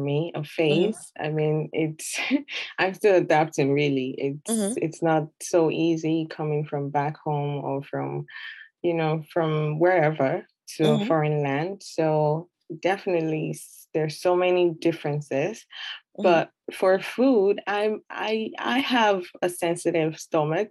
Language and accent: English; Nigeria; moved away as an adult; now in Canada; I'm originally from Nigeria